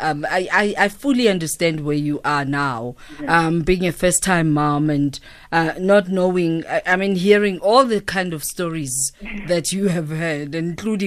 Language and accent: English; South Africa